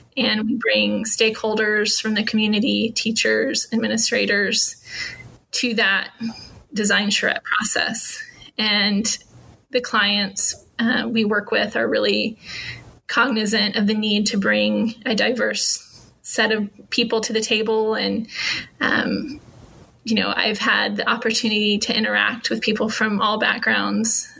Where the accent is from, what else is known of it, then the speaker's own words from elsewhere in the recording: Norman, Oklahoma, United States; moved away as an adult; now in Houston, United States; where I grew up in Norman